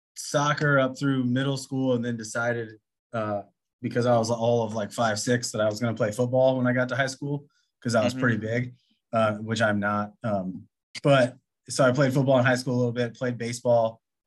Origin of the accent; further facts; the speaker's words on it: O'Fallon, Missouri, United States; also born or lived in North County, St. Louis, Missouri; I grew up in O'Fallon. I was born in North County, but we moved out here when I was in second grade.